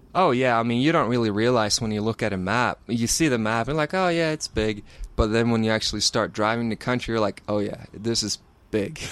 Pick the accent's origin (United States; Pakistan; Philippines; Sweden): Sweden; growing up in Sweden, I have, uh, two older brothers